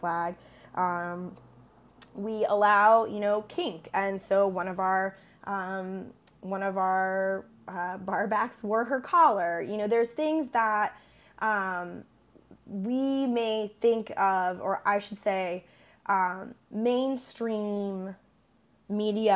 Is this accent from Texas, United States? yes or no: no; Tennessee, United States; I'm originally from Tennessee